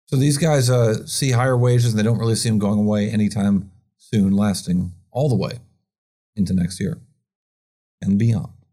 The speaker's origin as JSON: {"language": "English", "town": "Rochester", "region": "New York", "country": "United States", "tie": "born or raised there", "said": "Rochester, New York, my, my hometown"}